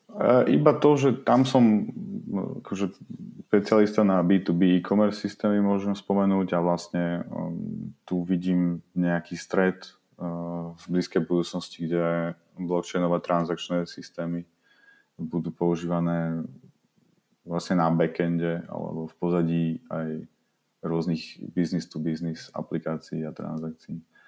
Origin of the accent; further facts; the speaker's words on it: Bratislava, Bratislava Region, Slovakia; ja som z Bratislavy